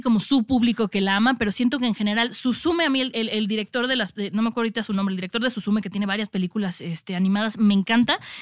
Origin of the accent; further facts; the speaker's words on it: Mexico; nosotros como mexicanos